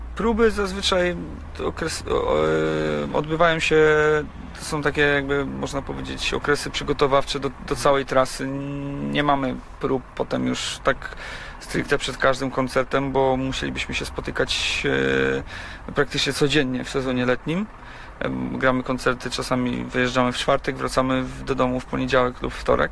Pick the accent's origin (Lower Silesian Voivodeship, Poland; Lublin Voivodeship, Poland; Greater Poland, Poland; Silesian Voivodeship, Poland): Greater Poland, Poland; Gniezno; also born or lived in Poznań; Ja, ja pochodzę z Gniezna i okolice Gniezna są mi bardzo dobrze znane